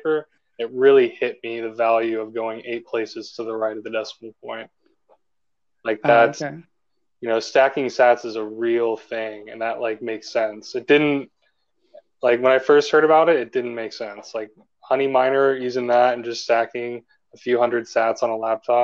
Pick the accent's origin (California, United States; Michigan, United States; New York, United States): California, United States; As a Californian